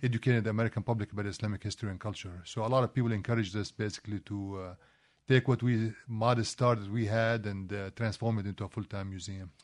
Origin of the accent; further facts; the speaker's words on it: Kuwait; also born or lived in Palestine; now in United States; I, I, was actually born in Kuwait